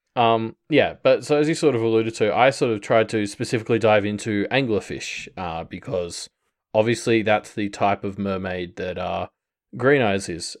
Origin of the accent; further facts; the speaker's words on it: Australia; as an Australian